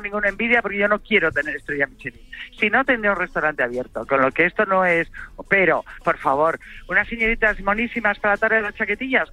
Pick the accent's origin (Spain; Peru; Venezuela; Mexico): Spain; Santa Eulària des Riu, Balearic Islands; en mi pueblo, en Santa Eulalia del Río, en Ibiza